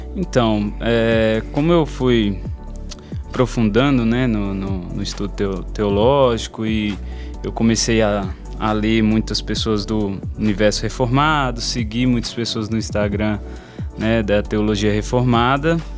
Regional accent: São Paulo, Brazil; moved away as an adult; now in Belo Horizonte, Brazil; sou de São é Paulo

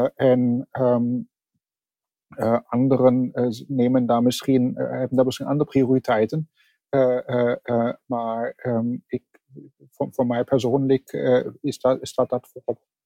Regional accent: Germany; accent: German; Dutch is a second language; now in The Hague, Netherlands; Ik eh, ben van oorsprong Duits. Dat kunt u misschien nog horen aan mijn accent. Dat eh, leer ik niet meer af.

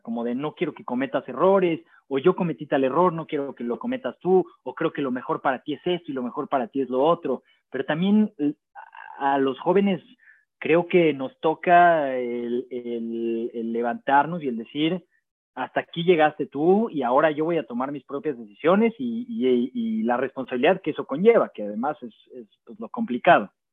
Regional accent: Maguen David community, Mexico City, Mexico; lo que me faltó creciendo en la Maguen David fue esa diversidad

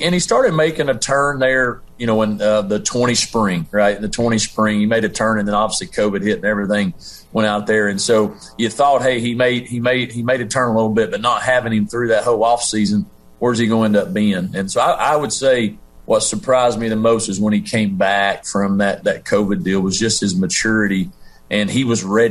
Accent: Tennessee, United States; now in Conway, United States; my elementary middle school days growing up in Tennessee

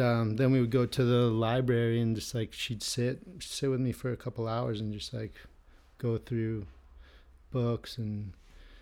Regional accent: Manhattan Beach, California, United States; Manhattan Beach was a dream to grow up in.

